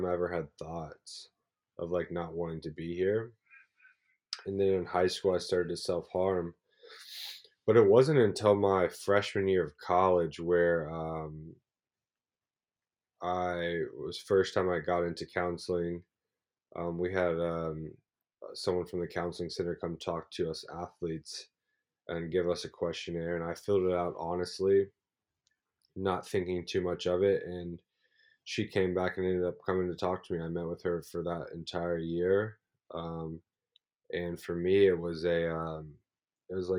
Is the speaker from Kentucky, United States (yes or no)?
yes; Louisville, Kentucky, United States; moved away as an adult; also born or lived in Muncie, Indiana / Australia; I'm from Louisville, Kentucky. I grew up in Louisville